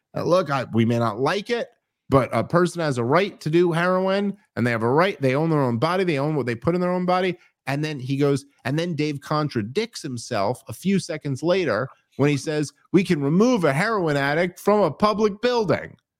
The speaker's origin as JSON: {"language": "English", "town": "New York City", "region": "New York", "country": "United States", "tie": "born or raised there", "said": "I grew up in New York City"}